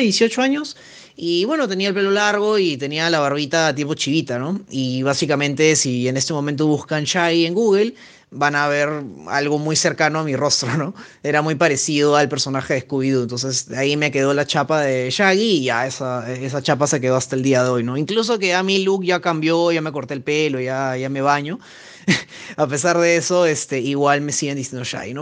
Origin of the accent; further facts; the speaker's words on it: Peru; soy acá de Perú